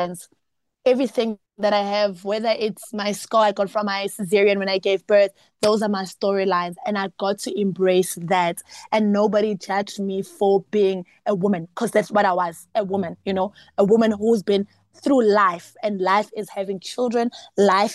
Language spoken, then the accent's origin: English; South Africa; being a South African and being a Zulu South African, a South African child